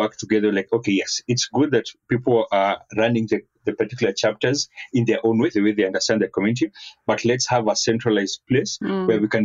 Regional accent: Kenya; I'm Kenyan.

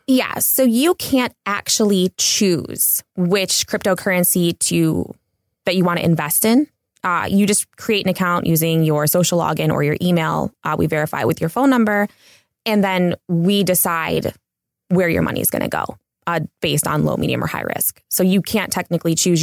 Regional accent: Cleveland, Ohio, United States; also born or lived in Los Angeles; now in Big Bear, United States; I'm originally from Cleveland

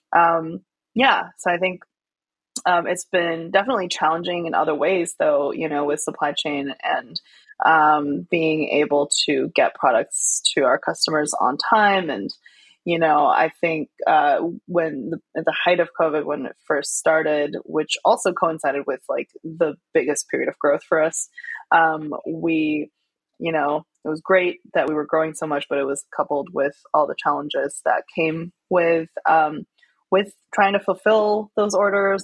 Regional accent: Chengdu, Sichuan, China; born or raised there; moved away

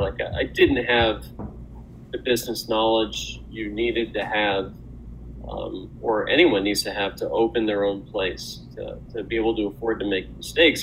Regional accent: Louisville, Kentucky, United States; moved away as an adult; also born or lived in Milwaukee, Wisconsin; raised in um, raised in in in Louisville, Kentucky, um, and I stayed there for I would say till I was about 18

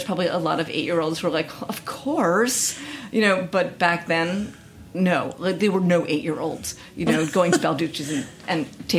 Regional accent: New York City, New York, United States; we both grew up in New York City

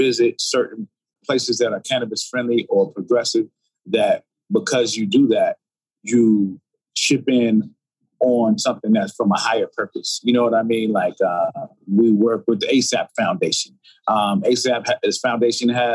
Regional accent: New York City, New York, United States; moved away; I'm from Brooklyn, New York

